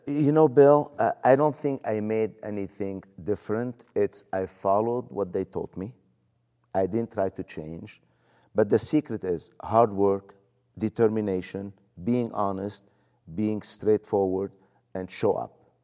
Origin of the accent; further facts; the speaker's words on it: Lebanon; moved away as an adult; now in United States; where are you from?" I said, "Lebanon."